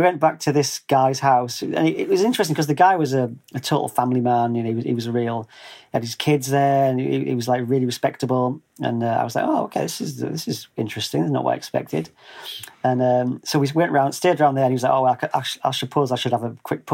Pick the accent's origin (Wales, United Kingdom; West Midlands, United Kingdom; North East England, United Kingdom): North East England, United Kingdom; moved away as an adult; grew up in the northeast of England, which it's about 120 miles north of Sheffield.